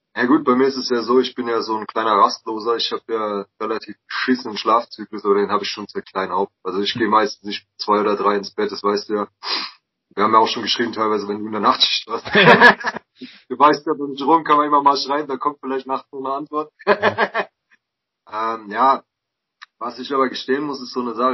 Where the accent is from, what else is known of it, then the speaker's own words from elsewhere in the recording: Mannheim, Baden-Württemberg, Germany; ich bin halt in Mannheim aufgewachsen